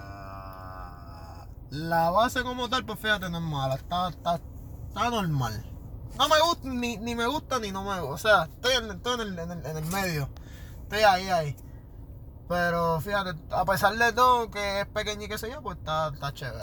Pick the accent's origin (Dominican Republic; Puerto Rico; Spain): Puerto Rico; Carolina; Soy de Carolina